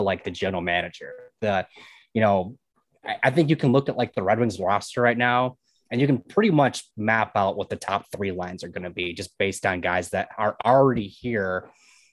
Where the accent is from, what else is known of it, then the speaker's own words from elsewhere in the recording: Grand Rapids, Michigan, United States; I'm from Grand Rapids